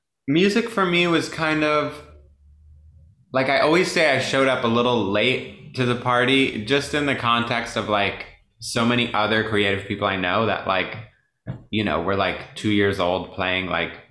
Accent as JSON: {"language": "English", "town": "Deer Park", "region": "New York", "country": "United States", "tie": "born there", "said": "So I was born in Long Island"}